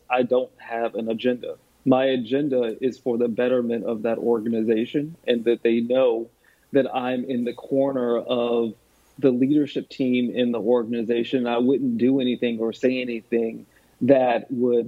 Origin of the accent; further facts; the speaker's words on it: the South, United States; accent: twang; moved away as an adult; also born or lived in Park Ridge, New Jersey; I'm from the South, and I have a twang in my accent